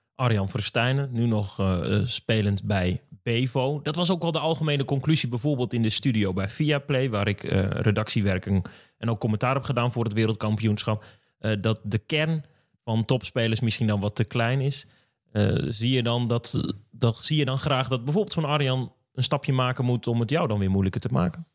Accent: Drenthe, Netherlands; ik kom uit Drenthe

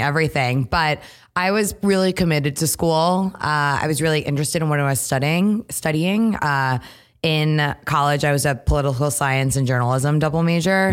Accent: Trumbull, Connecticut, United States; moved away as an adult; now in New York, United States; Grew up in Connecticut, uh, born and raised in Trumbull, went to Yukon, so Connecticut through and through

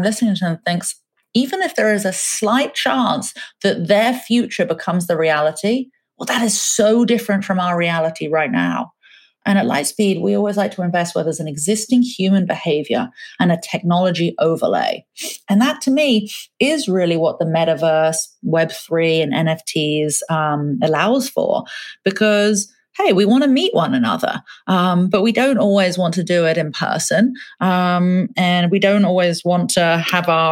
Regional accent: England, United Kingdom; moved away; I grew up in England, I'd probably spend 4 or 5 hours a day watching TV as a kid.

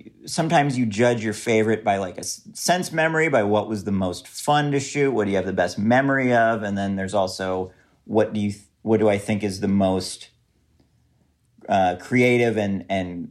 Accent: St. Paul, Minnesota, United States; I'm originally from St. Paul, Minnesota, the Twin Cities.

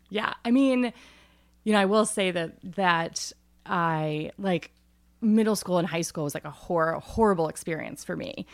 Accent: Northeast Ohio, United States; moved away as an adult; I grew up in Amish country, so we were not Amish, but that's where we, and I grew up on a farm

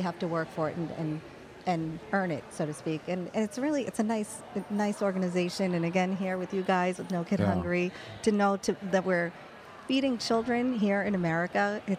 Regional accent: Boston, Massachusetts, United States; also born or lived in Nagpur, India; I'm a Bostonian.

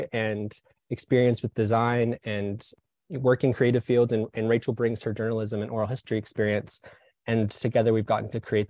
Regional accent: Birmingham, Alabama, United States; now in Atlanta, United States; I grew up in Birmingham, Alabama

